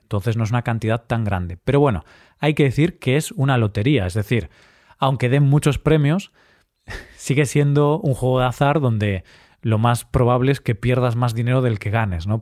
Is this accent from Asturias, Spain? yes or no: no; Vigo, Galicia, Spain; Vigo, mi ciudad natal